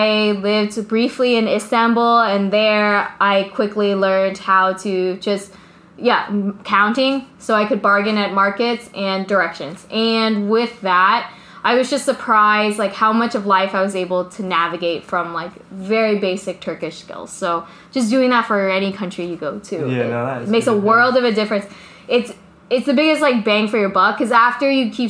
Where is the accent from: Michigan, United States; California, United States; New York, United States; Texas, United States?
Texas, United States; born or raised there; accent: American; first language Vietnamese; English is a second language; moved away as an adult; now in Ho Chi Minh City, Vietnam